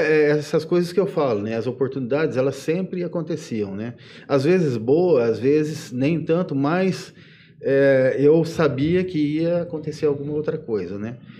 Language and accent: Portuguese; Ibitinga, São Paulo, Brazil; eu sou daqui de, de Bitinga, né? Vim para cá pequenininho, em 72